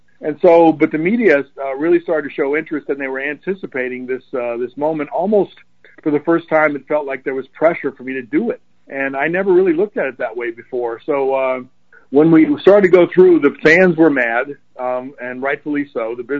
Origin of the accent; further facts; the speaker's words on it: Baltimore, Maryland, United States; When I was a kid, I grew up around the Orioles. My dad was, as you said, was with the Oriole organization. But it was really easy in the Baltimore area to be an Oriole fan.